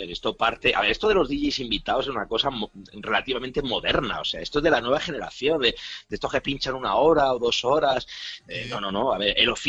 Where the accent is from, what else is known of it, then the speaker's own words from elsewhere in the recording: Bilbao, Basque Country, Spain; yo soy de Bilbao, eh, originalmente de Bilbao, me he movido mucho por España. Eh, originalmente soy de Bilbao, tengo toda la familia de Bilbao.